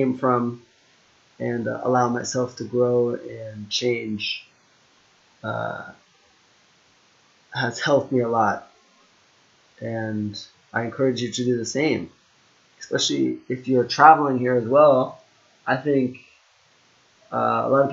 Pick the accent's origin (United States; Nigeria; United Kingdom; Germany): United States; moved away; also born or lived in Japan; I'm Jamaican Chinese. I was born in the US